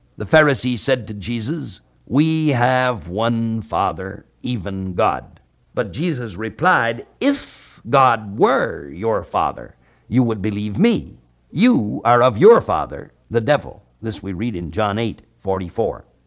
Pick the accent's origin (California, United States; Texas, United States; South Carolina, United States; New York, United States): California, United States; at the time of my graduation from high school, when I was sixteen or seventeen years old, at that time there was not even one mile of paved road in my home state of California